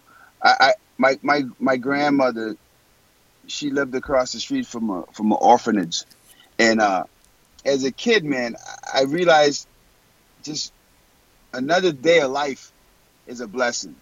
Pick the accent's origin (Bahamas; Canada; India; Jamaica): Bahamas; moved away; I was born and raised in the Bahamas